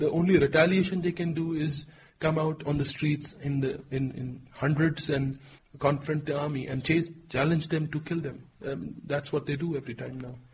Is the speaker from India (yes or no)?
yes; Jammu and Kashmir, India; whenever I'm asked where I'm from, I tell them I'm from Kashmir. I'm a Kashmiri national